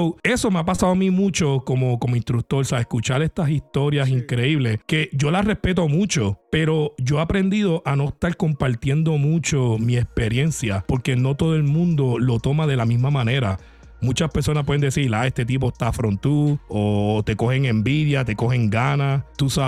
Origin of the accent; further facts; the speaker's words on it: Puerto Rico; yo soy puertorriqueño, por si acaso, yo no necesito papeles ni nada de eso